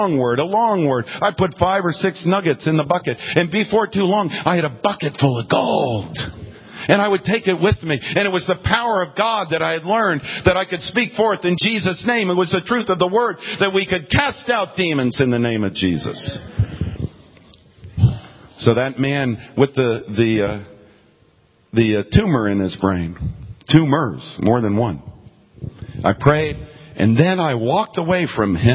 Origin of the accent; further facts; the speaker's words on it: Florida, United States; I'm from Florida